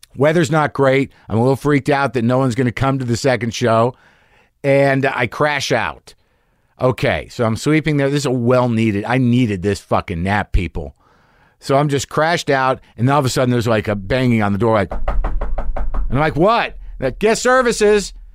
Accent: Albuquerque, New Mexico, United States; moved away; I grew up in Albuquerque

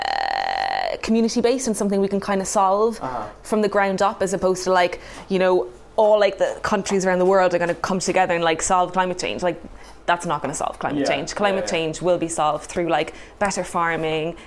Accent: Cork, Munster, Ireland; moved away; also born or lived in Hackney, London; I grew up in Cork in Ireland where my parents ran a horticulture company

